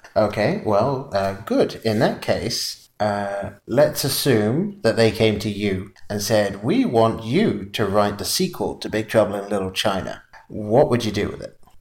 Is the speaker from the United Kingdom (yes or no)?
yes; England, United Kingdom; accent: English; moved away; being from England and growing up in England